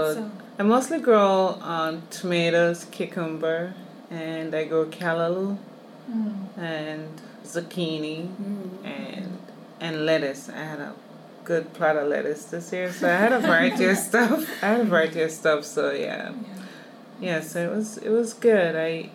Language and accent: English; Jamaica; now in Canada; Jamaica, where I grew up